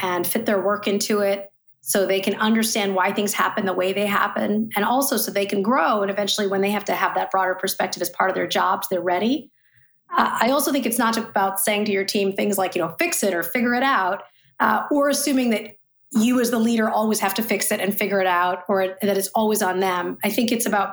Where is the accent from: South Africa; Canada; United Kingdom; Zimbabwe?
Canada; Saskatchewan; also born or lived in Ottawa, Canada; now in New York City, United States; I was born in Ottawa, but grew up in Saskatchewan, Canada. So I live in New York City now.